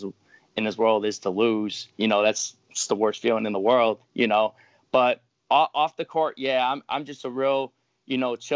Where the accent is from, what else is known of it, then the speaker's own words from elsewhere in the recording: Carol Stream, Illinois, United States; I grew up, you know, in the suburbs of Illinois, in Carroll Stream, Illinois